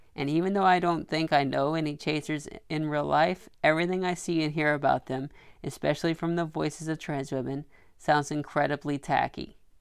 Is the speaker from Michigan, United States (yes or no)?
no; Arkansas, United States; now in New York City, United States; I grew up in Arkansas